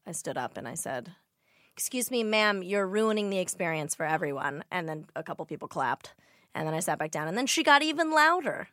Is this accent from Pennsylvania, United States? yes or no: no; Glendale, California, United States; I grew up in Glendale, which is in the valley